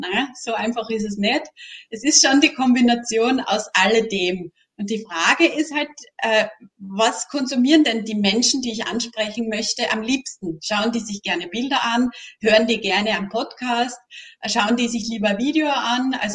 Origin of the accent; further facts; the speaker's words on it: Styria, Austria; now in Tyrol, Austria; die bin ja aus der Steiermark, wohne in Tirol, ähm, dort eben auch sehr oft einmal in die Steiermark gefahren bin